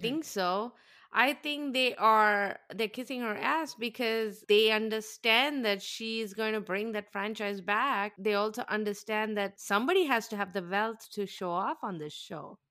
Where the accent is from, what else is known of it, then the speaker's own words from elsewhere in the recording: South India, India; moved away; I grew up in South India with, in the, in the very high heat